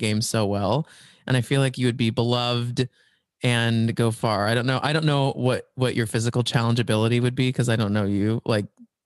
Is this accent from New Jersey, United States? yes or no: no; Dallas, Texas, United States; I'm from Dallas, actually, Texas